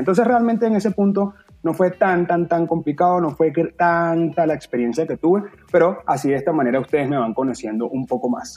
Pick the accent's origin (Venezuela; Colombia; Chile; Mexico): Venezuela; moved away; somos venezolanos